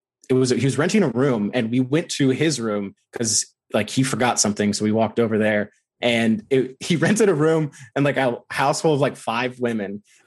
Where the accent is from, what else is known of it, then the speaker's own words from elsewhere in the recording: United States; me as an American